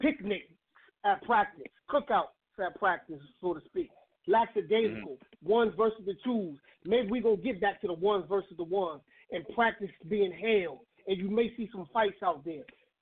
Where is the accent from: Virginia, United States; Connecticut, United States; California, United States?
Connecticut, United States; moved away; I'm from Connecticut, like maybe 30 minutes from the Bronx.